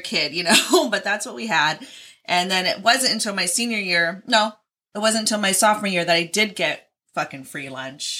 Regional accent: Oregon, United States; we're in Oregon

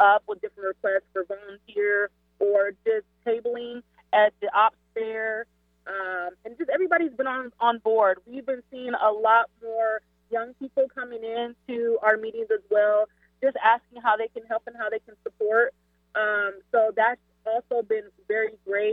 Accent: Seattle, Washington, United States; moved away; also born or lived in Illinois; I'm not originally from Seattle, but Seattle raised me. I'm from Illinois.

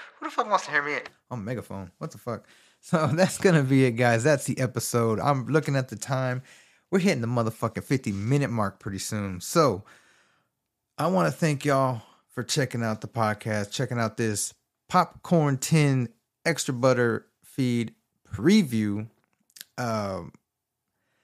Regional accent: Texas, United States; I'm from Texas. So he had a governor race between Greg Abbott and Beto O'Rourke.

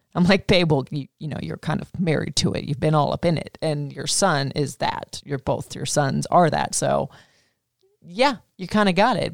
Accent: Florida, United States; also born or lived in Tacoma, Washington; I was born in Tacoma, Washington, but I was raised in Florida

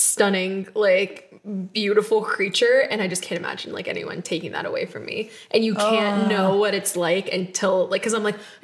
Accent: United States; being American

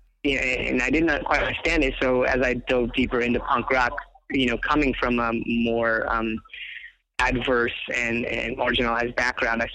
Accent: Inglewood, California, United States; I grew up in Inglewood

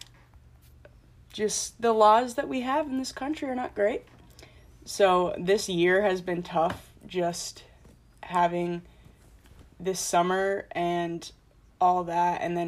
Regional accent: Plymouth, Minnesota, United States; moved away as an adult; now in New Hampshire, United States; I'm from Plymouth, which is also a suburb of Minneapolis.

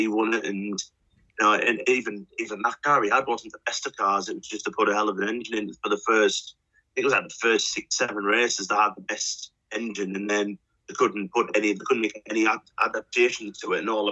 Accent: England, United Kingdom; as an Englishman

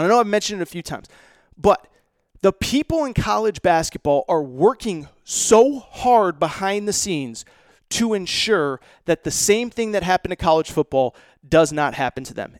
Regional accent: Connecticut, United States; Mohegan Sun, which is not far from where I grew up in Connecticut

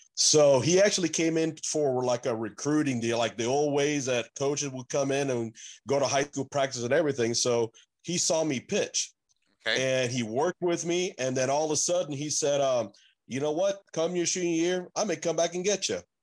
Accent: Beaumont, Texas, United States; also born or lived in Puerto Rico; from Puerto Rico, but I grew up in Texas, in uh, actually in Beaumont, Texas

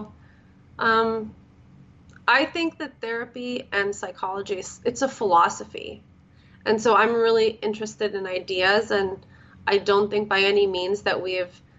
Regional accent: Canada; also born or lived in Florida, United States / California, United States; So I grew up in Canada and then Florida, California. I've grown up kind of all over the place.

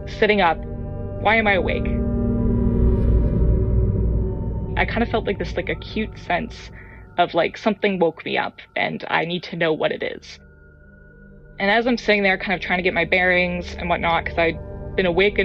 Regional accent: Atlantic Canada, Canada; I am from Atlanta, Canada

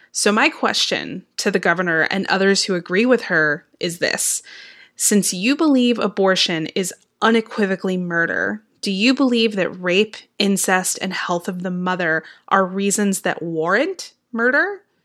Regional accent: Texas, United States; now in Georgia, United States; I grew up in Texas

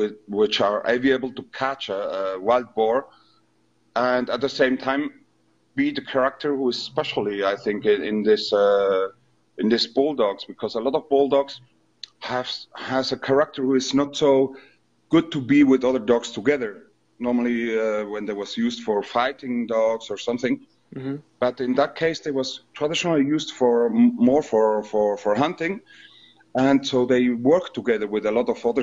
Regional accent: Spain; also born or lived in Villar del Monte; I'm from Spain.

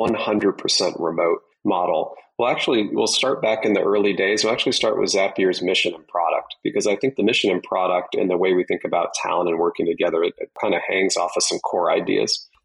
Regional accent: Michigan, United States; I grew up in Michigan

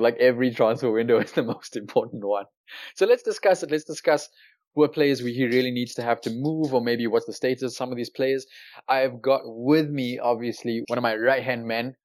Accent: South Africa; Growing up in South Africa

